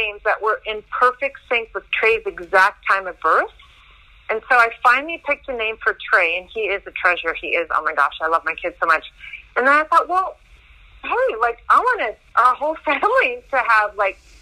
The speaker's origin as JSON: {"language": "English", "area": "Castlegar", "region": "British Columbia", "country": "Canada", "tie": "born or raised there", "moved": "yes", "lives_now": "Vancouver, Canada", "said": "I grew up in Casper. I'm 100% Russian, so we were Dukobor there."}